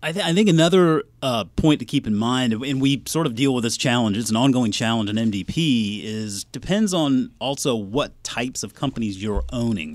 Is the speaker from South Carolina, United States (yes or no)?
yes; Charleston, South Carolina, United States; moved away; also born or lived in Georgia; My birth certificate clearly says I was born and raised in Charleston, South Carolina